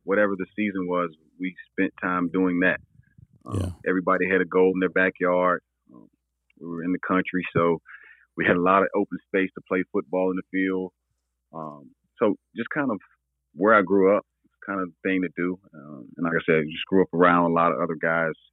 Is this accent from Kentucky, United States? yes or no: no; Burlington, North Carolina, United States; I'm from Burlington, North Carolina